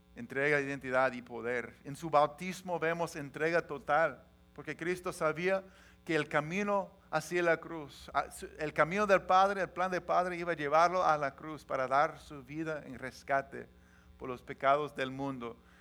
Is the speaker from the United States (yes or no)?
yes; Washington, United States; moved away as an adult; also born or lived in Los Angeles, California; Somos de Washington, tenemos familia, tenemos trabajo, tenemos amigos